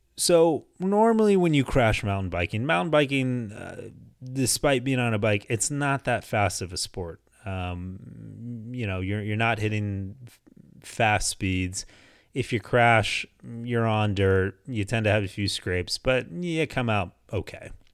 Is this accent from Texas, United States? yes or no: yes; Houston, Texas, United States; now in Phoenix, United States; I grew up in Houston for the first half of my life, lived there up until two thousand four, uh, then moved here to Phoenix